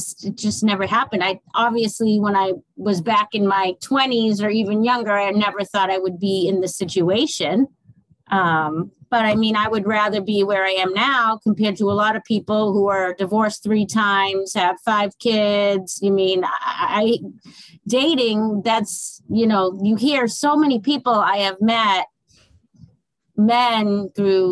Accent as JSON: {"language": "English", "region": "Massachusetts", "country": "United States", "moved": "as an adult", "lives_now": "Fort Myers, United States", "said": "I am originally from Massachusetts"}